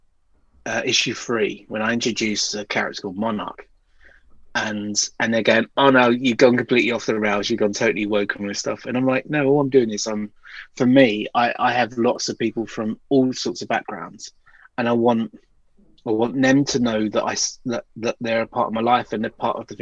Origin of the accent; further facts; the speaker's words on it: United Kingdom; we're very British